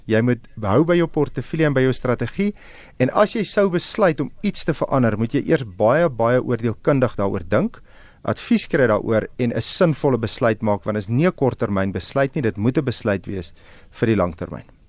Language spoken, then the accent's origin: Afrikaans; South Africa